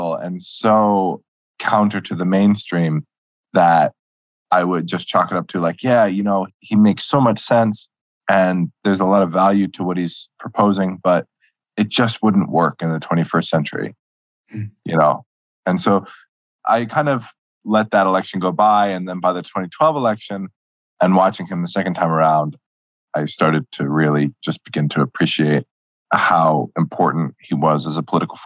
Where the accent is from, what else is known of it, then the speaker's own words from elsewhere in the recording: New York City, New York, United States; moved away as an adult; now in Wisconsin, United States; I live in Wisconsin right now. I was born in New York City